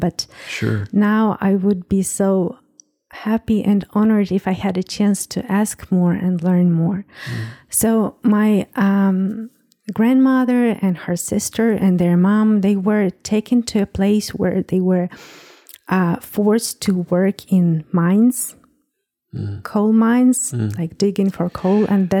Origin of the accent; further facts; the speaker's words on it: Western Ukraine, Ukraine; I was born in Ukraine. In Western Ukraine, that's mm-hmm. Close to Poland and Belarus.